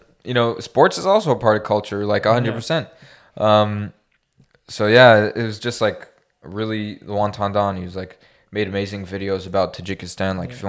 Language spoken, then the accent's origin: English; Canada; Yeah, it's probably the closest, like, especially as a Canadian, as a Westerner, that you'll ever get to Afghanistan.